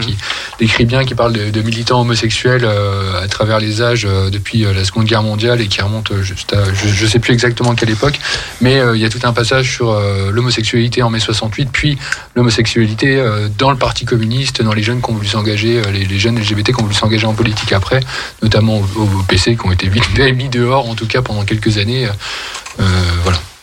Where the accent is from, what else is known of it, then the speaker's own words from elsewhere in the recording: Vosges, Grand Est, France; moved away; je suis originaire des Vosges